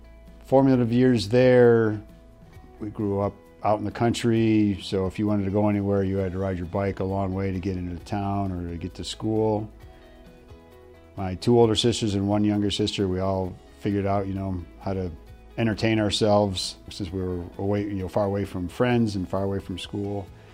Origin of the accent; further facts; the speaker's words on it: Ohio, United States; born there; also born or lived in Michigan / New Jersey; So I was born in Ohio, so we lived in Ohio for a little bit. Then we moved to Michigan for a couple of years. And then New Jersey for 1 year.